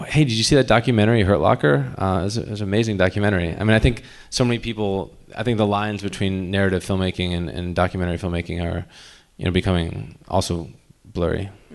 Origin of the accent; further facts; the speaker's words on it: United States; we're from the States